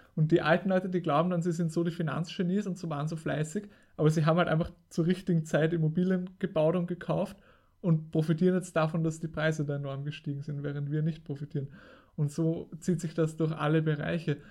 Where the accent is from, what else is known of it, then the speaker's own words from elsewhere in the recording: Austria; bei uns in Österreich